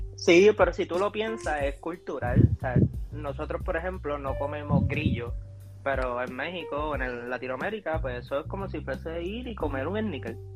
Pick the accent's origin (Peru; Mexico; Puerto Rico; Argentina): Puerto Rico; Ponce; now in United States; Somos del Calentón